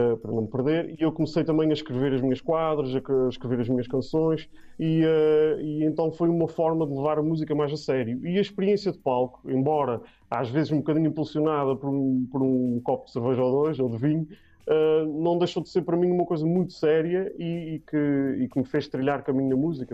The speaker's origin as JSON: {"language": "Portuguese", "area": "Terceira Island", "region": "Azores", "country": "Portugal", "also_born_or_lived": "Setúbal", "moved": "as an adult", "said": "sou da Ilha Terceira"}